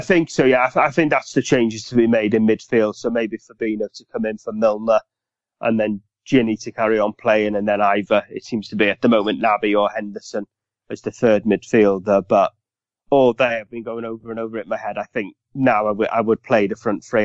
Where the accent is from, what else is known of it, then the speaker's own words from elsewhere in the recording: Welsh, Wales, United Kingdom; Being Welsh